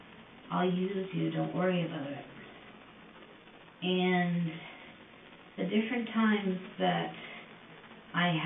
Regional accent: Woodstock, Ontario, Canada; born and raised in Woodstock

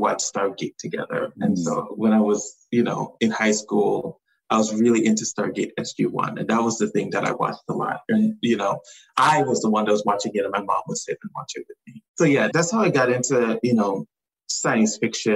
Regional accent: U.S. Virgin Islands; So I grew up in the Virgin Islands. I grew up on St. Thomas.

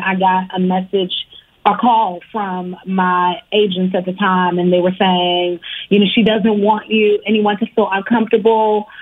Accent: Richmond, Virginia, United States; also born or lived in Harlem, New York; now in Los Angeles, United States; I was born in New York, in Harlem, but I grew up in Virginia. I grew up in Richmond, Virginia, the 804

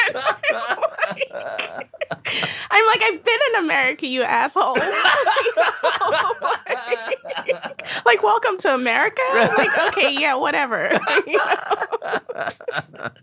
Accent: Nigeria; moved away as an adult; also born or lived in Berlin, Germany / Lagos, Nigeria; now in New York, United States; I was born in Berlin. I lived in Nigeria. You know, we moved back to Nigeria speaking German.

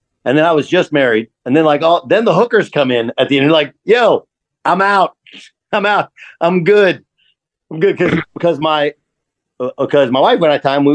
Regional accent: United States; moved away as an adult; also born or lived in Russia; even as an American in Russia

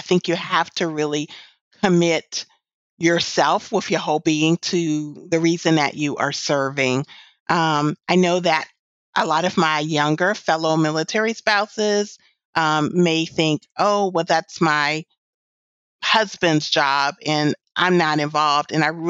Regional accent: California, United States; born there; And, oh, I was born in California.

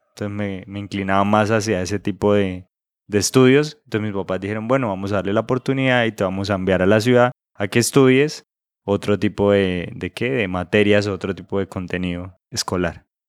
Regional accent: Santa Elena del Opón, Santander, Colombia; now in Bucaramanga, Colombia; yo nací en un pueblo cerca de Bucaramanga, pues no cerca de Bucaramanga precisamente, sino cerca de un municipio que se llama Vélez. El pueblo donde yo nací se llama Santa Elena de Lopón

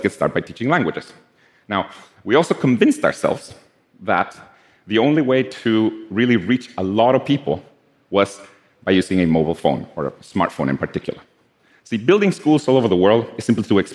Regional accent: Guatemala; I'm from Guatemala

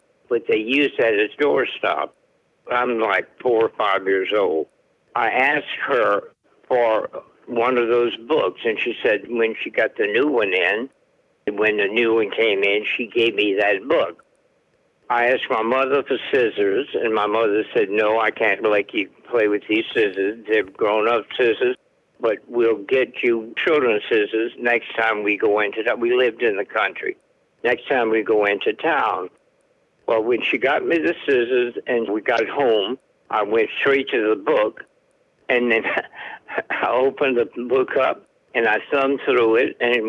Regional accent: Gueydan, Louisiana, United States; now in Arkansas, United States; I was born in Gaydon, G-U-E-Y-D-A-N, Gaydon, Louisiana. I'm a Cajun.

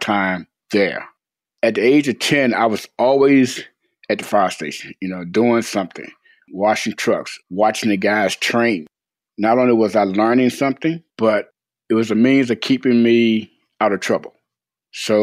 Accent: Hanover County, Virginia, United States; I was born and raised in Hanover County, Virginia

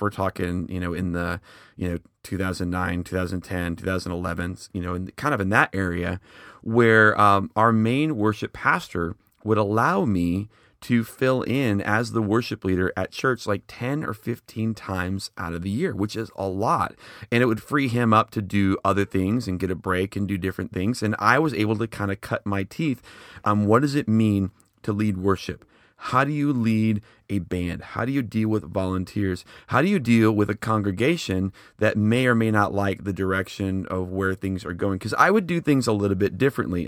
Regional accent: Schaumburg, Illinois, United States; now in Oklahoma City, United States; I'm originally from the Chicago area, specifically Schaumburg.

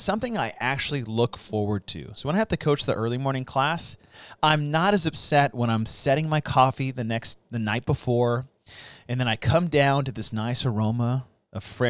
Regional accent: Arizona, United States; growing up in Arizona

